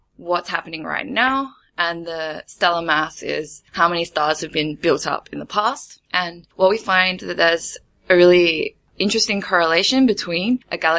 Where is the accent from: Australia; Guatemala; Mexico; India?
Australia; moved away as an adult; now in Germany; I'm an Australian studying for my PhD in Germany